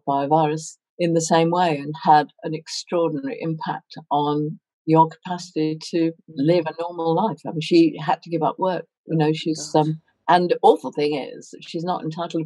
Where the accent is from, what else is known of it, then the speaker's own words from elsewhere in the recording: London, United Kingdom; moved away as an adult; also born or lived in Hertfordshire / Long Island, New York / Oxford; now in New Forest, United Kingdom; I grew up in Hertfordshire till I was 5 and the war ended, then moved to Hampstead, which was the family home, and have more or less lived in Hampstead ever since